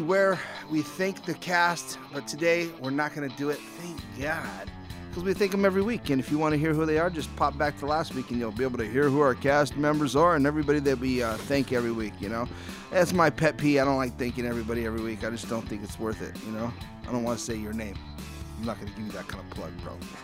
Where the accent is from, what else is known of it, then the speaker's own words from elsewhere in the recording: Southern California, United States; I'm from Southern California